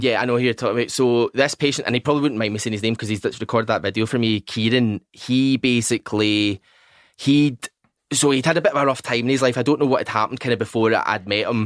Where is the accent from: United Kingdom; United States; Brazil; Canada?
United Kingdom; Largs, Scotland; moved away; also born or lived in Newcastle / Glasgow; I'm actually from Largs